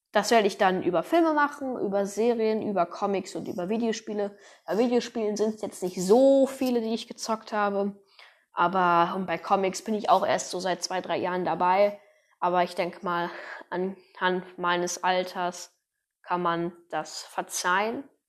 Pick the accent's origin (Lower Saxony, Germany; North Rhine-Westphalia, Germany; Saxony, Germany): North Rhine-Westphalia, Germany; ich komme aus Deutschland, aus NRW